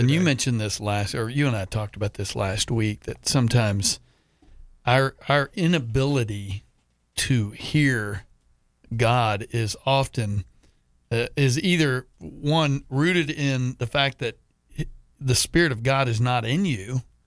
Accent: Texas, United States; moved away as an adult; now in Jacksonville, United States; I certainly wasn't going to leave my home state of Texas

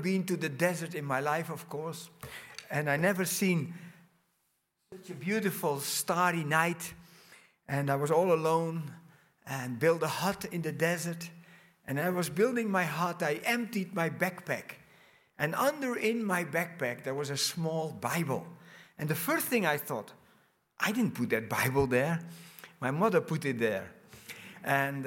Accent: Netherlands; moved away as an adult; also born or lived in Brazil; I was born in Holland. I grew up in a big family. My parents immigrated in 1963 from Holland to Brazil

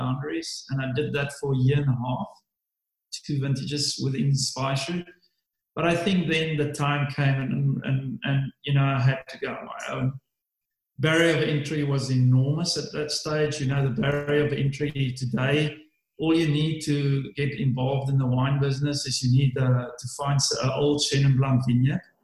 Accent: Swartland, Western Cape, South Africa; I grew up in the Swartland

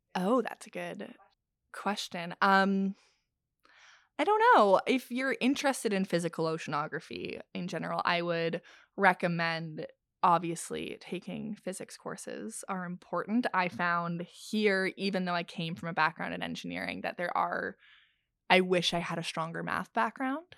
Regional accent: Ontario, Canada; even though I'm from Ontario

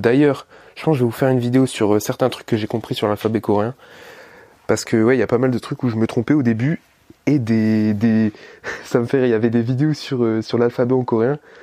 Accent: France; je suis français, je vis avec des Français

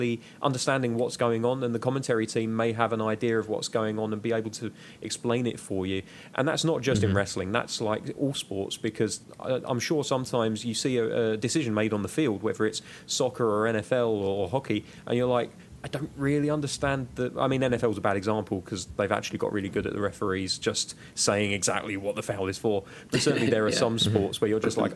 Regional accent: United Kingdom

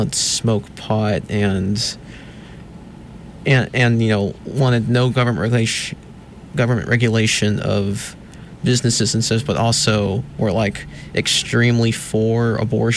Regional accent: Calera, Alabama, United States; also born or lived in Daphne, Alabama; now in Montgomery, United States; I'm originally from Calera. I lived in Daphne, Alabama in Baldwin County.

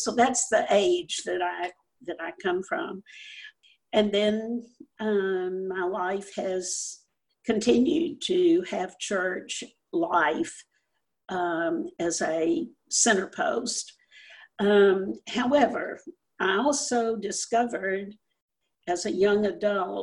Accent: Louisiana, United States; I was growing up in Louisiana.

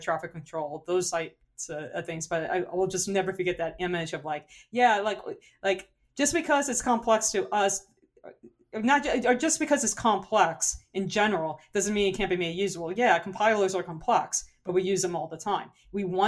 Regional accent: New Orleans, Louisiana, United States; accent: New Orleans; my New Orleans accent

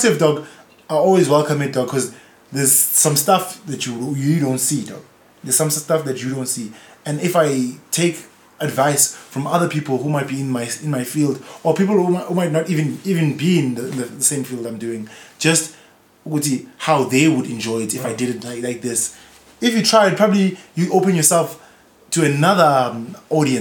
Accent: South Africa; also born or lived in Eastern Cape; I was born in Eastern Cape, but that's purely because my mom wanted to get on a plane for some reason and go visit the Eastern Cape. Otherwise, I probably would have been born in Foso, dog. I've lived there all my whole life

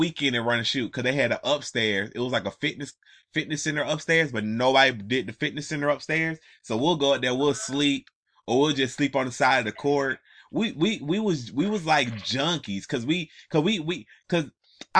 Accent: Atlanta, Georgia, United States; I'm from Atlanta

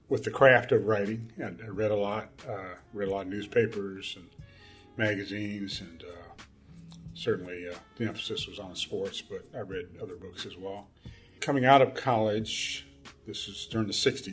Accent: Gary, Indiana, United States; moved away as an adult; also born or lived in Cincinnati, Ohio / Chicago; Born in Cincinnati, Ohio, but I grew up in Gary, Indiana

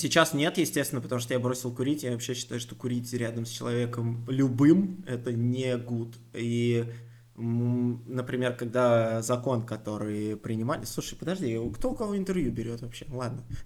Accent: Moscow, Russia; also born or lived in Solntsevo, Moscow; я, в принципе, вырос, можно сказать, в Крылатском

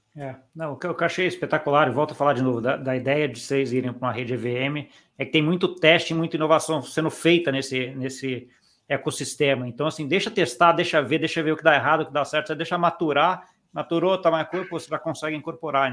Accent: Brazil; eu, como brasileiro

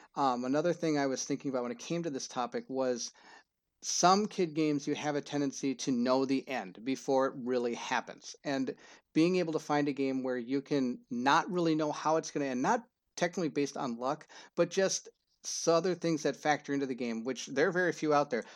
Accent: Minnesota, United States; I'm not from Cedar Rapids, Iowa, I'm from Minnesota

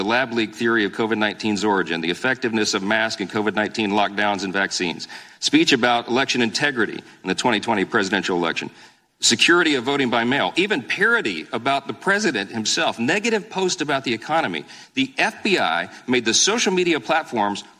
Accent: Louisiana, United States; my home state of Louisiana

